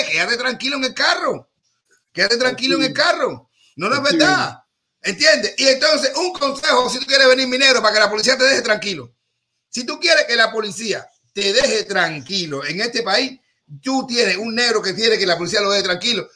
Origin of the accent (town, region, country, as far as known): Cuba